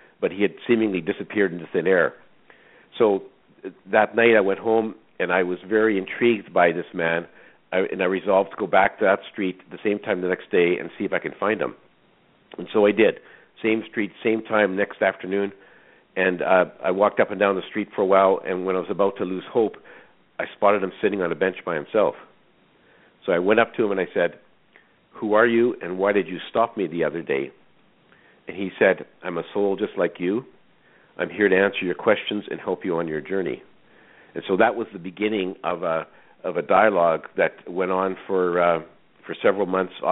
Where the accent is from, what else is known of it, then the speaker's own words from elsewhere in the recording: Saskatchewan, Canada; I was born in Saskatchewan, a small farm. I was raised in a very strict Roman Catholic family